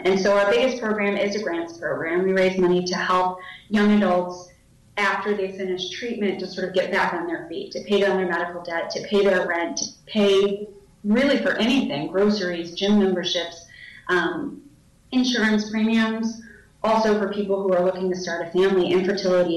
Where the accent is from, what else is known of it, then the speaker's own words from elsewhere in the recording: New York City, New York, United States; I grew up in New York City.